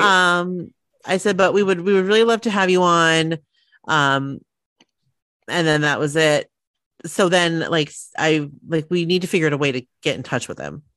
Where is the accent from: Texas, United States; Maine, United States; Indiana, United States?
Maine, United States; We're from Maine